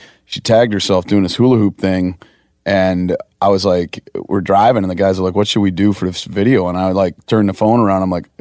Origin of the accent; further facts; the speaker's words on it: Wisconsin, United States; I come from Wisconsin, farm family